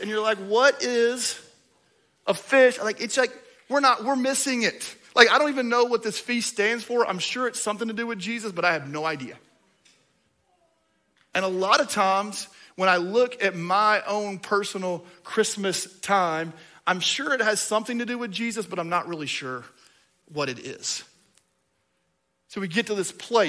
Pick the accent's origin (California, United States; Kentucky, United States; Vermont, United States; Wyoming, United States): Kentucky, United States; I'm from Kentucky.